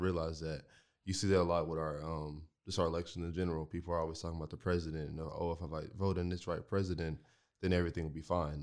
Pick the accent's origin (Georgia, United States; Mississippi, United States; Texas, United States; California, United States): Texas, United States; Marlin; moved away; I came from Marlin. Marlin was my home, and I lived right across the street from the, from the school that I went